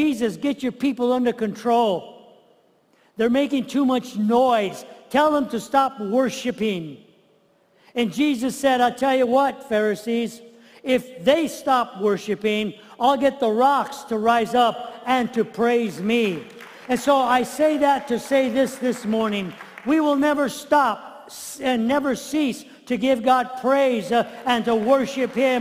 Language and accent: English; United States; as Americans as well as Christians